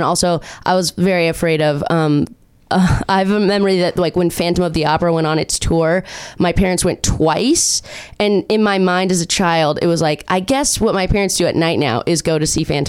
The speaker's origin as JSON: {"language": "English", "area": "Orange County", "region": "California", "country": "United States", "also_born_or_lived": "Chicago", "said": "I'm from Orange County"}